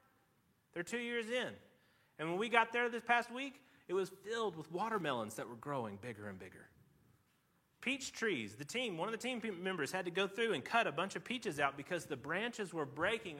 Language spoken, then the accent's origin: English; Tennessee, United States; I grew up in Tennessee